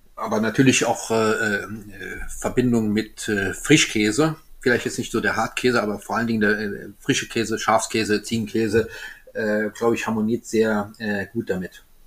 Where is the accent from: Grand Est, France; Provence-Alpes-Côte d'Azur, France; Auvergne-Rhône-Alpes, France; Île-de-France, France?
Grand Est, France; Alsace; ich bin Elsässer